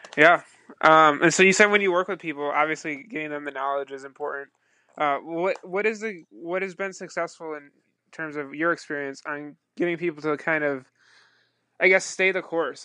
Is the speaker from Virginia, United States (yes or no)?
no; Buffalo, New York, United States; growing up in the Niagara Falls, Buffalo region